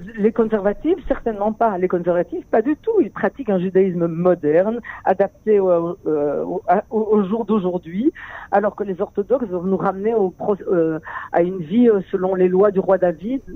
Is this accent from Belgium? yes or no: yes; Belgium; now in Israel; je viens de Belgique